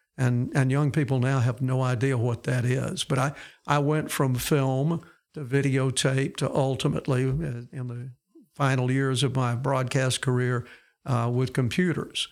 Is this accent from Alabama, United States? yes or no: yes; Fayette, Alabama, United States; I grew up in Fayette, uh, over in West Alabama